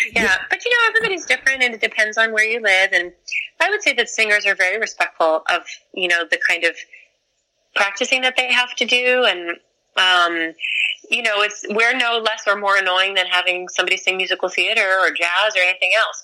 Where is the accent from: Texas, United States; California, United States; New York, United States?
New York, United States; We're from New York. You know, um, I mean Bronx, Bronx, Manhattan